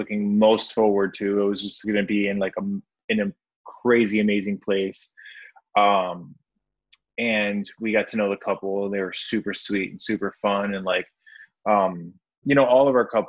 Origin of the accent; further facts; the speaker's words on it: Wisconsin, United States; moved away; I'm from Wisconsin originally